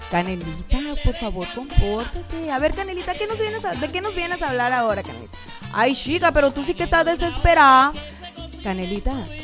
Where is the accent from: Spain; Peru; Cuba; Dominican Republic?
Cuba; now in Mexico; yo soy cubana, yo vengo de la isla, de allá de la isla, de, de Cuba, de, de mi tierra, de mi país, de Cuba pero yo ya hablo como una mexicana, güey.